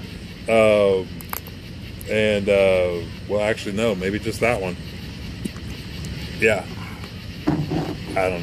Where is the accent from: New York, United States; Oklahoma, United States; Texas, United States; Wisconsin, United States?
Oklahoma, United States; Fairfax; also born or lived in Shidler, Oklahoma / Webb City, Oklahoma; I'm from Fairfax